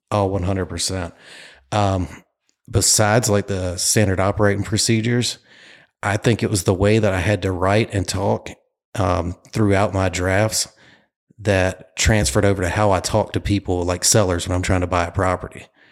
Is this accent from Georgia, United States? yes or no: no; Clayton, North Carolina, United States; moved away as an adult; now in Myrtle Beach, United States; I am from Clayton, North Carolina, a little town outside of Raleigh